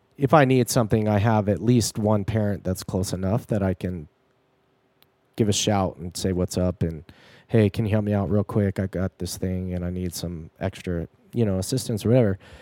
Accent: near Joshua Tree, California, United States; my hometown, which is next to Joshua Tree

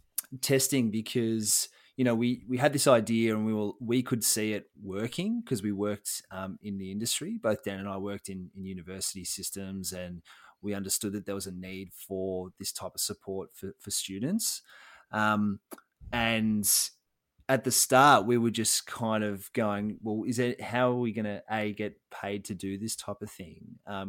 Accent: Melbourne, Victoria, Australia; So I was born in Melbourne, Victoria, Australia, East Melbourne to be precise. And now I still live in Australia and Victoria, but I live on the Mornington Peninsula, so down on the coast.

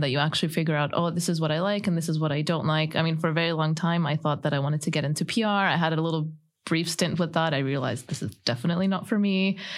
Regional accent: Canada; moved away; I grew up in Canada

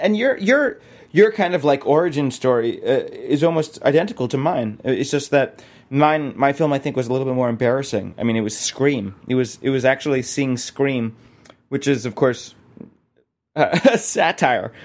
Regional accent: South Florida, United States; I grew up in Florida, and I've lived in apartments since then

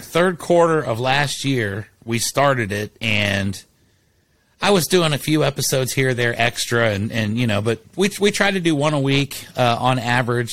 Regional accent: Columbus, Ohio, United States; now in San Antonio, United States; I was born and raised in Columbus.

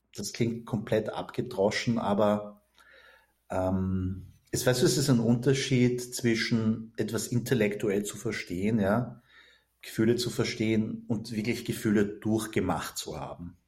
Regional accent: Vienna, Austria; ich bin in Wien geboren und aufgewachsen

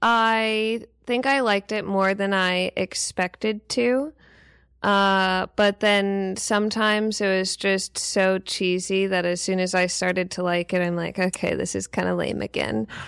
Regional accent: New Orleans, Louisiana, United States; I'm from New Orleans

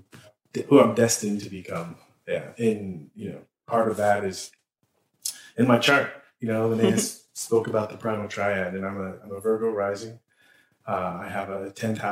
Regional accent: San Diego, California, United States; I grew up in San Diego

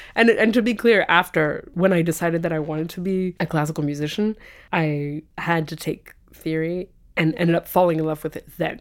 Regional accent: France; moved away as an adult; also born or lived in London, United Kingdom / Switzerland / Italy; now in Boston, United States; I came to France with my family when I was six

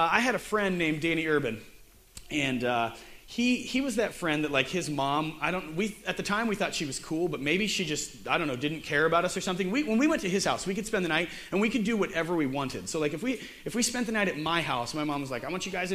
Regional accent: Sterling, Ohio, United States; I'm from a town called Sterling, Ohio

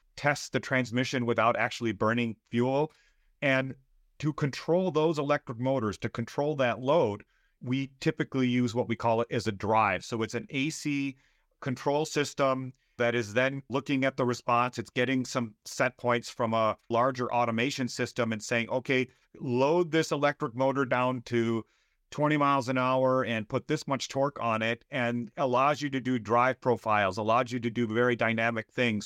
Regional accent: Southeast Michigan, United States; moved away as an adult; also born or lived in Austria; now in Wisconsin, United States; I grew up in Southeast Michigan.

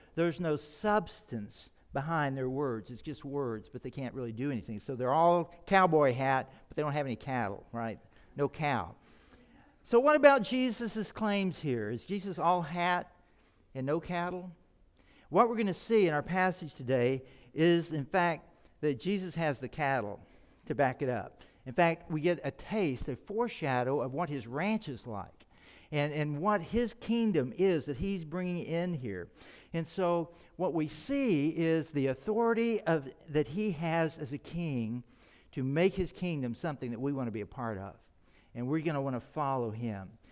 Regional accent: Texas, United States; moved away; I grew up in Texas

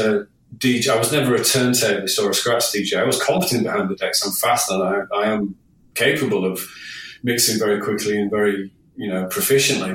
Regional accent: Hull, Yorkshire and the Humber, United Kingdom; I was only young in my hometown of Hull, home city of Hull

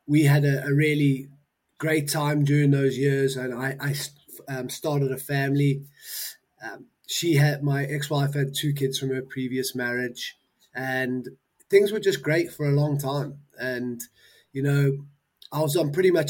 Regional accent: Johannesburg, Gauteng, South Africa; I was, as you said, born in Johannesburg, South Africa. A long old time ago now. I'm 40. So, I was born in Joburg.

